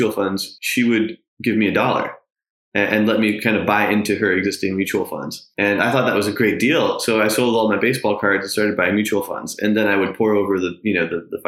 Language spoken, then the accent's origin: English; New York, United States; I grew up in New York